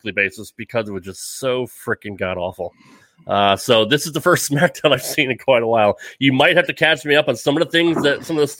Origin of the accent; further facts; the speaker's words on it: Connecticut, United States; moved away as an adult; now in Nashville, United States; I do live outside of Nashville, Tennessee, but I am not a native Southerner. I'm actually from Connecticut. I was born and raised up in New England.